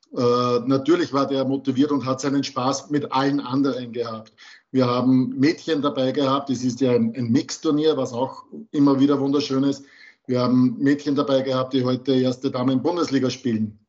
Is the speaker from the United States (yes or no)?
no; Austria; bei uns in Österreich